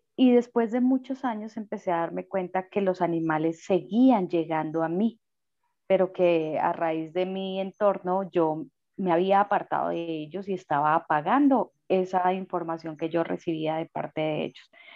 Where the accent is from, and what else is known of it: Colombia